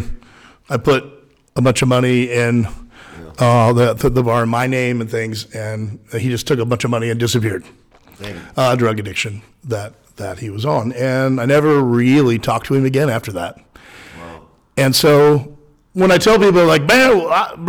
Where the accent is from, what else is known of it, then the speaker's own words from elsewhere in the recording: Baldwin City, Kansas, United States; I grew up in Baldwin, Kansas, just south of here